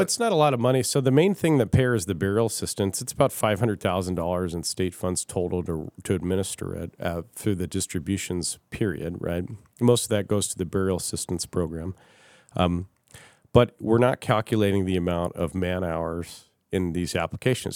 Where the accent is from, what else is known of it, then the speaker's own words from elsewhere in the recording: Kirkland, Washington, United States; now in Fairbanks, United States; I grew up in Washington State in uh, city of Kirkland in kind of the suburbs.